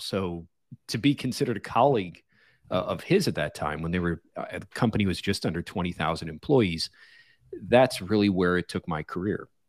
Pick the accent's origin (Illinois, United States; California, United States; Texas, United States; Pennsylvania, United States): Illinois, United States; Chicago; moved away as an adult; also born or lived in Los Angeles / Silicon Valley; pulled me out of my hometown of Chicago into Los Angeles